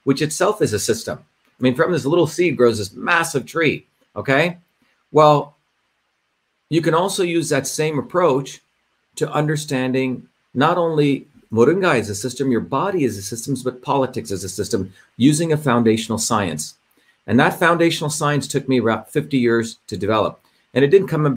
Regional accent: India; I grew up in India

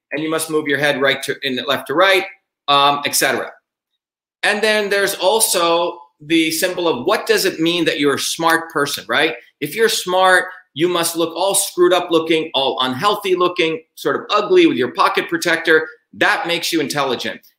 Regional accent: Newark, New Jersey, United States; as a 14-year-old kid, when I was growing up in Newark, New Jersey, I was working as a research fellow in um, Newark, New Jersey.

